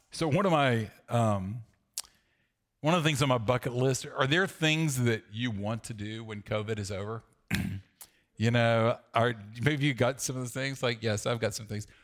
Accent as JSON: {"language": "English", "region": "the South", "country": "United States", "tie": "born or raised there", "said": "I grew up in the South"}